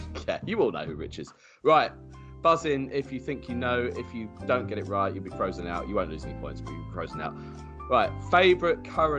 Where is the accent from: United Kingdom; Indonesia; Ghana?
United Kingdom; London; We're from North and South London, all of us, I think, is the crux of it.